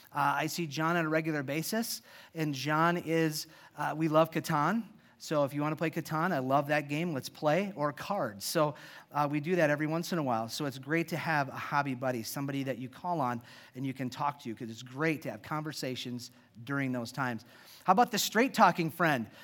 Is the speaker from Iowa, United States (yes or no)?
yes; Iowa, United States; I was born and raised in Iowa